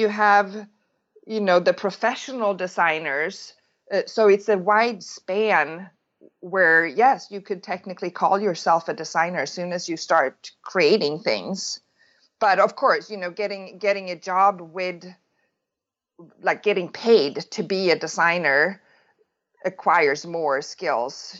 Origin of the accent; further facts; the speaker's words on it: Sweden; moved away as an adult; now in California, United States; I'm born and raised in Sweden